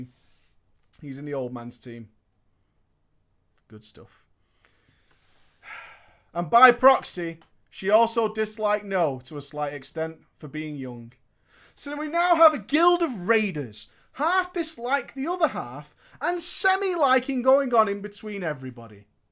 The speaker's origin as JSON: {"language": "English", "region": "Florida", "country": "United States", "said": "I am from Florida. Florida hype."}